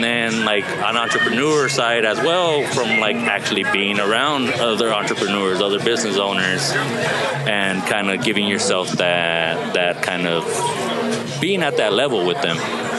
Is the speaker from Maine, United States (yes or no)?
no; Torrance, California, United States; also born or lived in San Pedro / Wilmington; In the Harbor area.